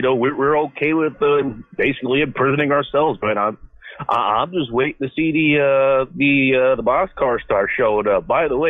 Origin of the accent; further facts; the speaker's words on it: Inglewood, California, United States; now in Seattle, United States; All right, no, I'm actually from Inglewood.